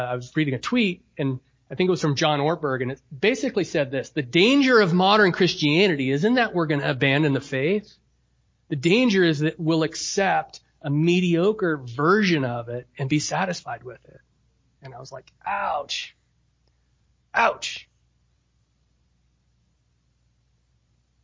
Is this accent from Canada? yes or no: no; United States; The cultural air I'm breathing as an American is comfortable.